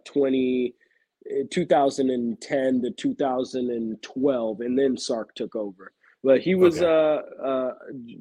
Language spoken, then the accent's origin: English; Tacoma, Washington, United States; I'm a dude from Tacoma